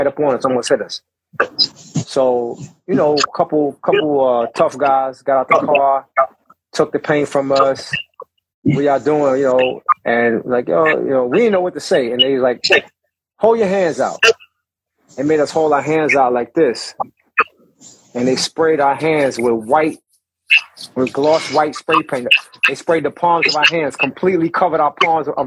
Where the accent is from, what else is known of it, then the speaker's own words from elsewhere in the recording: New York City, New York, United States; around my building where I grew up in Brownsville, Howard Houses